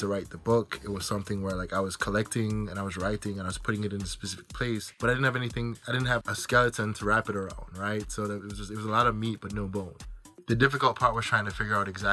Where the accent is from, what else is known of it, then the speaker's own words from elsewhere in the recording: Jamaica; I'm Jamaican